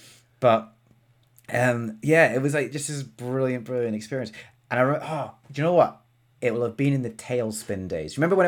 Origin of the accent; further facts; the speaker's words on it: Scotland, United Kingdom; now in England; I'm Scottish, mate. Yeah, I know. I don't sound it.